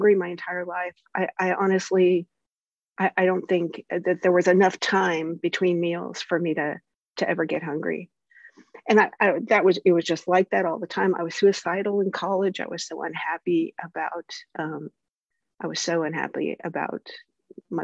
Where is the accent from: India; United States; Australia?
United States; the South; I'm from the South